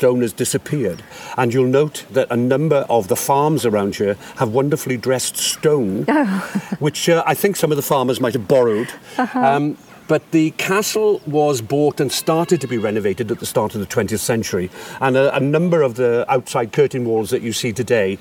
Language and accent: English; Monmouthshire, Wales, United Kingdom; moved away as an adult; now in Pembrokeshire, United Kingdom; I moved to Pembrokeshire 31 years ago, but originally I was brought up and worked in Monmouthshire as well